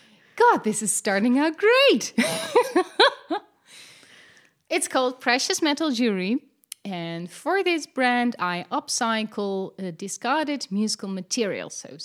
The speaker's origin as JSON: {"language": "English", "country": "Netherlands", "tie": "born or raised there", "said": "I'm Dutch."}